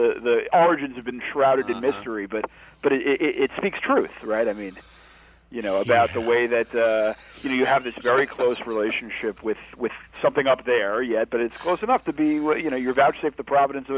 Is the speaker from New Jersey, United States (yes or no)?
yes; New Jersey, United States; I grew up right outside of New York City. I grew up in North Jersey.